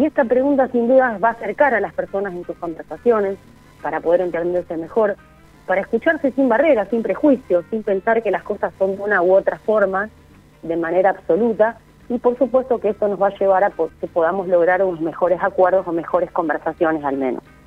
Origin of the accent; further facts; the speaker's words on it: Argentina; la cultura que tenemos como argentinos